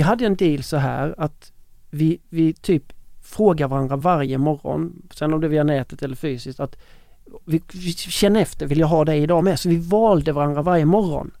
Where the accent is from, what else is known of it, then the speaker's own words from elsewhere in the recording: Ronneby, Blekinge, Sweden; i Ronneby i min hemstad